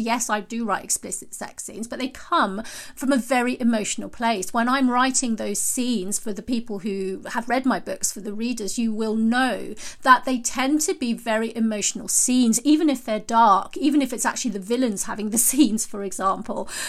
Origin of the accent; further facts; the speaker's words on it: United Kingdom; I'm British and we say knickers rather than panties